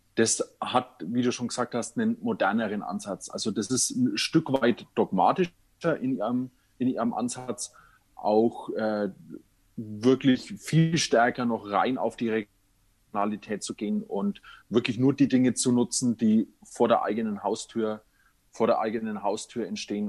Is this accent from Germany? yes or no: yes; Nuremberg, Bavaria, Germany; ich komme ja aus Nürnberg